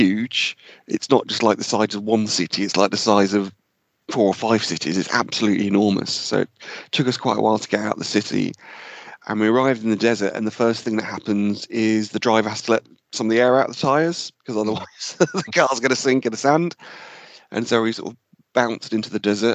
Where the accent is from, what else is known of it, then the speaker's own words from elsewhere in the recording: a village just outside Cambridgeshire, East of England, United Kingdom; we all grew up in the same village, just outside Cambridgeshire